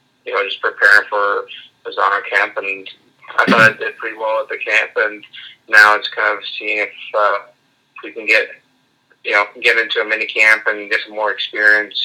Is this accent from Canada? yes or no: yes; Canada; being Canadian